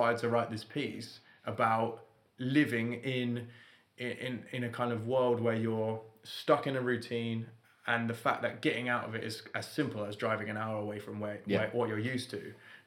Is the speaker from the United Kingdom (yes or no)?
yes; London, United Kingdom; I'm from London